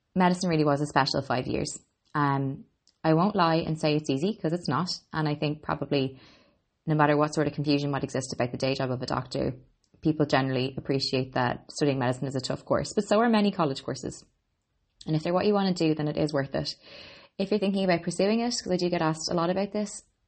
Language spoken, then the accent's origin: English; Ireland; I'm an Irish girl